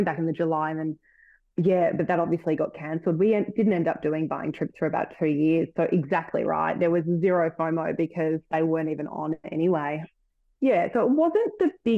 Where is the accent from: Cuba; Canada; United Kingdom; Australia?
Australia; Melbourne, Victoria; I'm from Melbourne, so it was, you know, lockdown city all the time